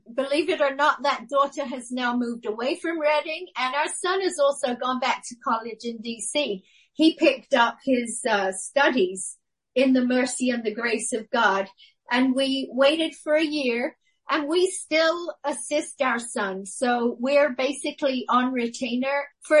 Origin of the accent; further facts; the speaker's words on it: Guam; In fact, when people say to me, where did you grow up? The real truth is I grew up on Guam. I became a woman on Guam. I went there a girl.